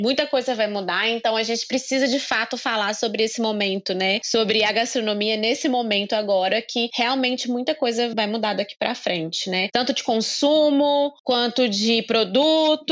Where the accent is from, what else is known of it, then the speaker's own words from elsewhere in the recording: Caratinga, Minas Gerais, Brazil; also born or lived in Espírito Santo; somos da cidade de Caratinga